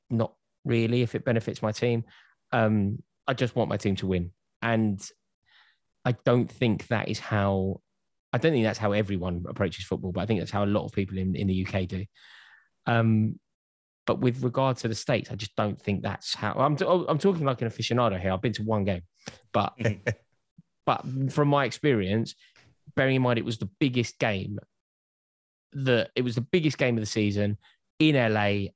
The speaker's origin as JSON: {"language": "English", "region": "London", "country": "United Kingdom", "said": "I'm from North London"}